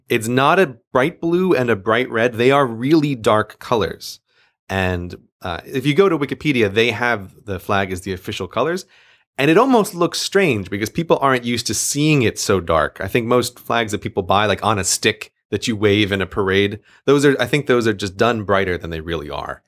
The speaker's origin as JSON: {"language": "English", "country": "United States", "moved": "yes", "lives_now": "London, United Kingdom", "said": "I am American"}